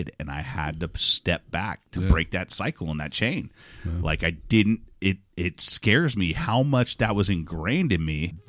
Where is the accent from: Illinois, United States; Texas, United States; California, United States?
Texas, United States; Because I'm from Texas. I'm not from the East End of London.